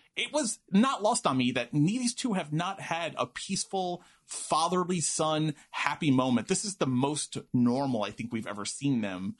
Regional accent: New York City, New York, United States; my wayward youth days in Queens

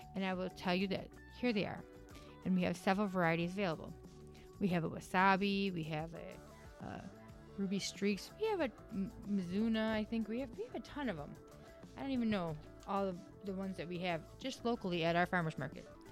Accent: Wisconsin, United States; moved away; I am from Wisconsin

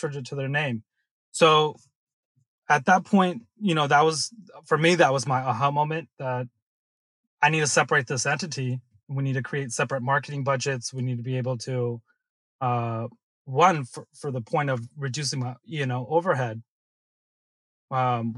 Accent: Silicon Valley, California, United States; growing up in Silicon Valley

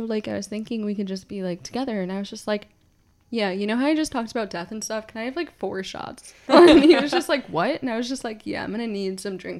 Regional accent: Newark, New Jersey, United States; I'm from Newark.

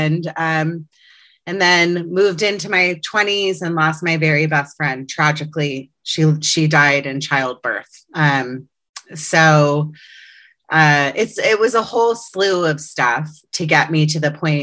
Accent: Potomac, Maryland, United States; now in Los Angeles, United States; I grew up in Potomac, Maryland on the East Coast. I'm now an Angeleno and living in Los Angeles for the past 20 years

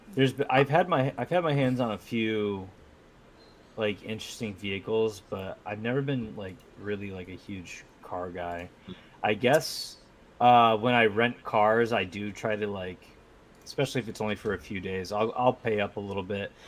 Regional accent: Northeast, United States; I'm from the Northeast. We drink soda

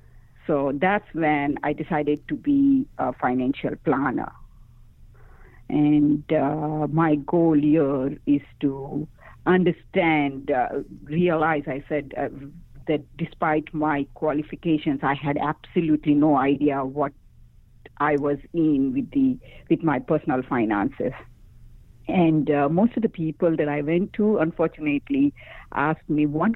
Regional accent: India; moved away as an adult; now in United States; My birth country is India

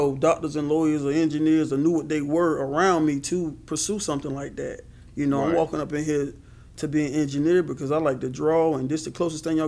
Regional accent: Marion, South Carolina, United States; also born or lived in Rains, South Carolina; But I'm originally from Marion, the city. My mother moved mm-hmm. us down into the country park called Rains in about 96

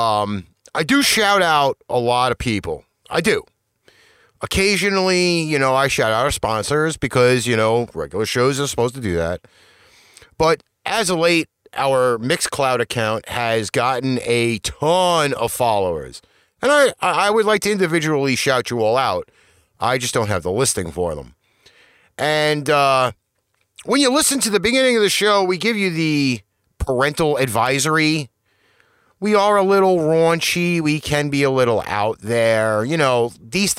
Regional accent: New York, United States; we're from New York.

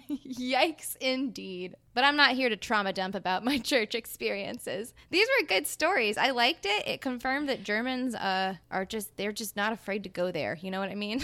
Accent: the South, United States; I'm from the South, and we sell chicken feet in our gas stations

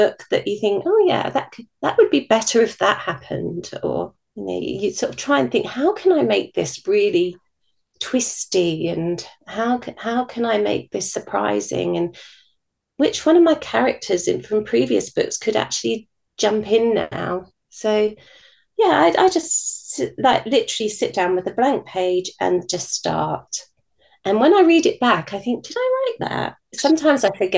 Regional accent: United Kingdom; being British

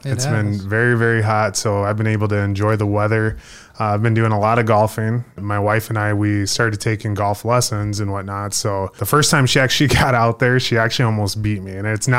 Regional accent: Sioux Falls, South Dakota, United States; born or raised there

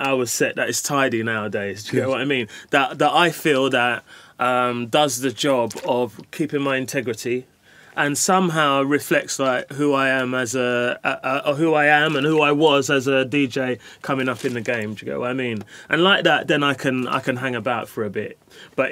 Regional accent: London, United Kingdom; I grew up in Hackney

